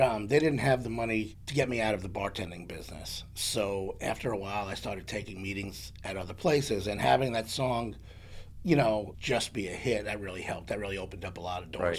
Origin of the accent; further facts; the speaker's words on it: New York City, New York, United States; moved away as an adult; now in Nashville, United States; I'm originally from New York. I grew up in the Bronx